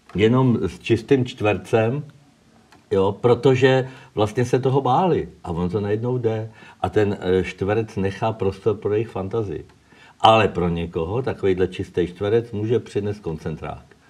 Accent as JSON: {"language": "Czech", "country": "Czechia"}